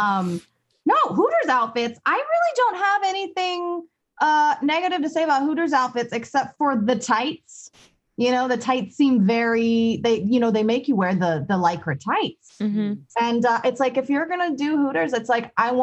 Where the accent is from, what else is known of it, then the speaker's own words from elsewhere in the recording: the South, United States; I grew up in the South